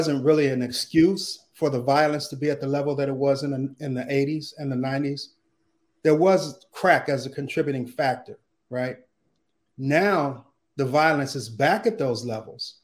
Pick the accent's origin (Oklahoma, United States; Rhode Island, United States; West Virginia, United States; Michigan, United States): Michigan, United States; Detroit; moved away as an adult; now in California, United States; I grew up in Detroit